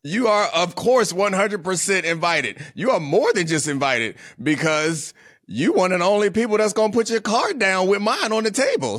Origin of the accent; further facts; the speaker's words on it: Baltimore, Maryland, United States; now in Washington, D.C., United States; I'm from Baltimore.